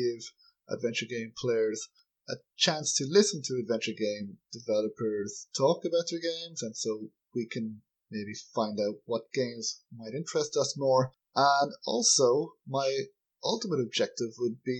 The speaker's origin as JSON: {"language": "English", "country": "Ireland", "said": "I'm from Ireland"}